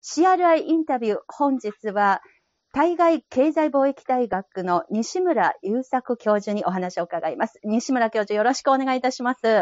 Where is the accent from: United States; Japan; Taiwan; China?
China; 私は中国人